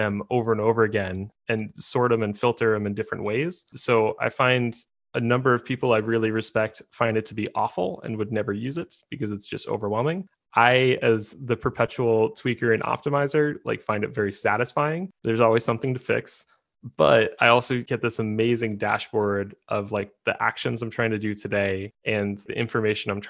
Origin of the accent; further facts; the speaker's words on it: United States; being an American